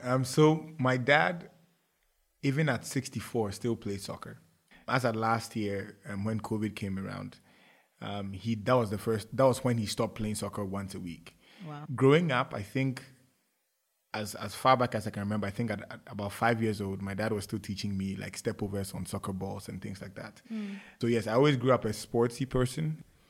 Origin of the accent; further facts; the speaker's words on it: Ghana; Life in Ghana has been exciting. I had a quintessential parent.